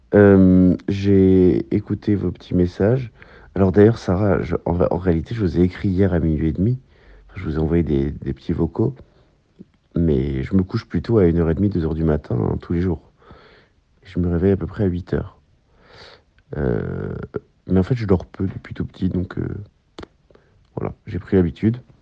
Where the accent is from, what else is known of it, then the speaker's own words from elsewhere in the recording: La Hague, Normandy, France; jusqu'à la pointe de la Hague, dans le Cotentin, euh, qui est par ailleurs là où j'ai grandi